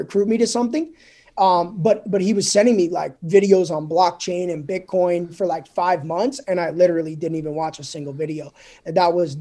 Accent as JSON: {"language": "English", "region": "New Jersey", "country": "United States", "tie": "born or raised there", "moved": "as an adult", "said": "I grew up in Jersey, spent the first 25 years of my life in Jersey. You know, born and raised"}